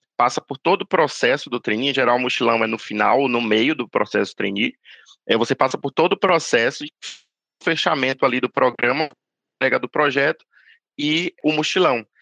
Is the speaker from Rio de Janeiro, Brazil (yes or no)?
no; Bahia, Brazil; moved away; natural da Bahia